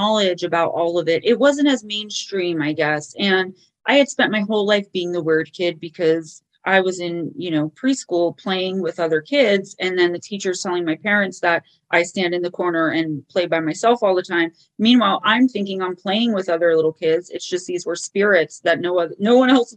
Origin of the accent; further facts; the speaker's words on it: Paterson, New Jersey, United States; I grew up in Paterson, New Jersey